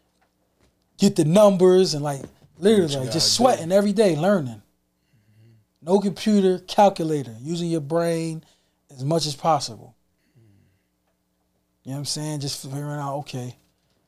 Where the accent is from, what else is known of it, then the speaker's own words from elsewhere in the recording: New York City, New York, United States; I love my borough, nigga. Like, yeah. I'm on Queens time